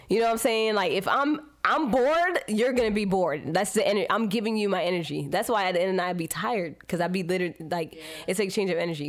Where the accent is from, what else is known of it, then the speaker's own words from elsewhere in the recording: Miami, Florida, United States; I grew up in Miami